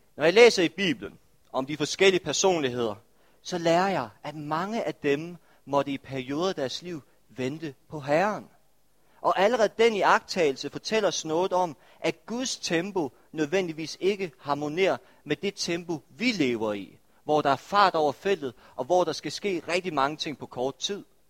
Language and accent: Danish; Denmark; vi som danskere er en, er en del af en anti-ventekultur